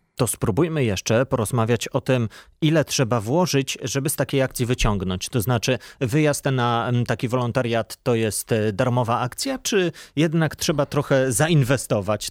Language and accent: Polish; Poland